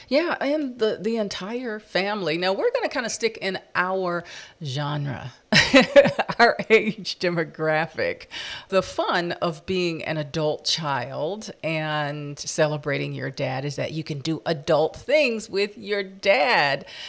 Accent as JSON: {"language": "English", "region": "East Coast", "country": "United States", "said": "we're from the East Coast"}